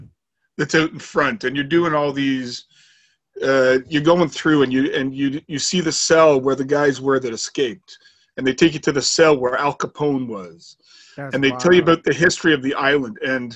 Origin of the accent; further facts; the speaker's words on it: Toronto, Ontario, Canada; also born or lived in Pointe-Claire, Quebec; I was born in Pointe-Claire, Quebec. Mm-hmm. So, but I left when I was 18 months old, and I've grown up around Toronto my whole life.